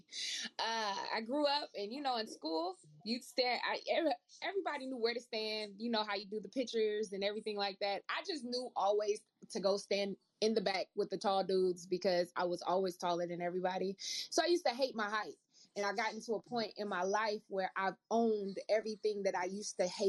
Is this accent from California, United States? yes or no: yes; Oakland, California, United States; growing up in Oakland